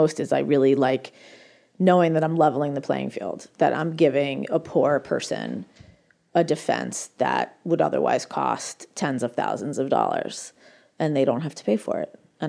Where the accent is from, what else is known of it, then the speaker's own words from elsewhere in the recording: United States; I'm American. I actually come from a wealthy family that is also very liberal